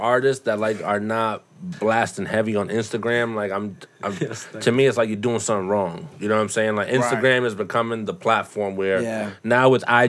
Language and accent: English; Boston, Massachusetts, United States; now in Brockton, United States; Boston. Yeah.